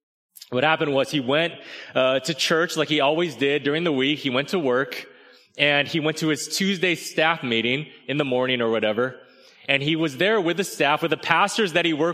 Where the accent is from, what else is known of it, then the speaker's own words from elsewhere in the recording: California, United States; I had to learn the hard way that not everyone thought it was super great that I was from California.